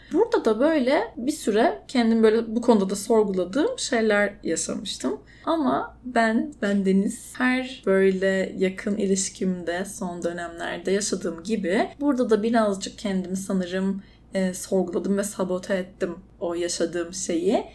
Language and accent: Turkish; Istanbul, Turkey; moved away; also born or lived in Izmir; doğma büyüme İstanbulluyum